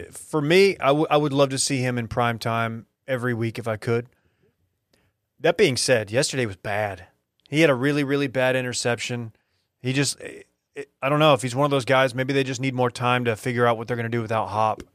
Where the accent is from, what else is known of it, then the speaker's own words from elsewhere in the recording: Duncanville, Texas, United States; That's my, my hometown, if you're new here. It's my high school